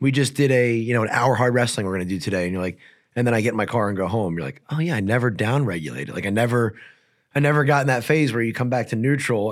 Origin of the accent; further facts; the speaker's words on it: New Jersey, United States; I'm from New Jersey